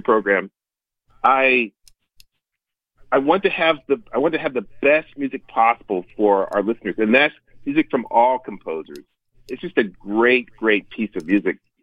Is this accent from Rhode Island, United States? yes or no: no; Greensboro, North Carolina, United States; moved away; also born or lived in Oklahoma; we settled in Greensboro, North Carolina, where my dad was the dean of, a, of a all girls black college, uh, Bennett College, and that's so that's where I say I grew up, even though I was born in Oklahoma